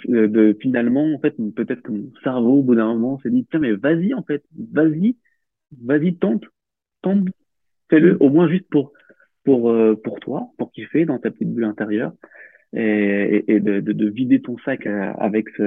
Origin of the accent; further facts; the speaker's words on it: Réunion, France; Alors j'ai grandi à la Réunion, à